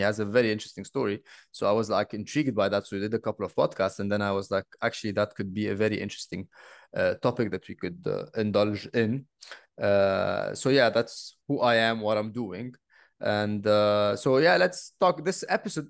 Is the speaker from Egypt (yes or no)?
yes; Egypt; moved away; also born or lived in Bali; I am actually from Egypt